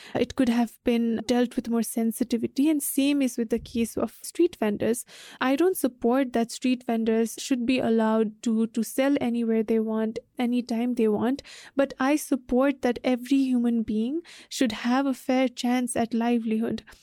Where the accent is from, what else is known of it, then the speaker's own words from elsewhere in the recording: Hetauda, Bagmati, Nepal; I lived in Hitoda